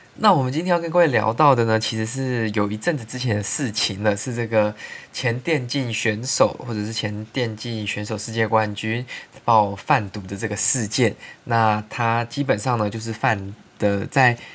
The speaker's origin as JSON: {"language": "Chinese", "country": "Taiwan", "tie": "born or raised there", "said": "我们从小在台湾长大"}